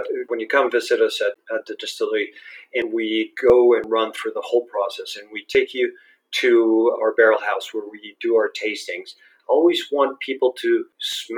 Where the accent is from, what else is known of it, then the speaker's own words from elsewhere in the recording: Guadalajara, Jalisco, Mexico; English is a second language; also born or lived in United States; I grew up in Guadalajara. I was born, actually I'm Guadalajara right now, so I was born here, studied here almost all my life